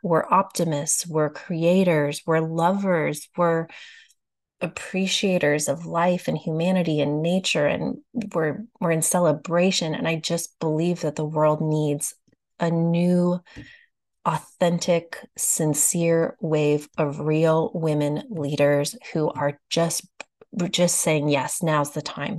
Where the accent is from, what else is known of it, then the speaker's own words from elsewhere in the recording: Austin, Texas, United States; Austin, Texas, my hometown